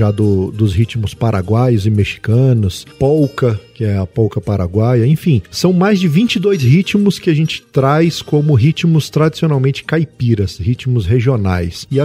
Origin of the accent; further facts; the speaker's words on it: Brasília, Federal District, Brazil; sou nascido aqui em Brasília, de, é, sou de 1979. Minha mãe é mineira, meu pai é piauiense.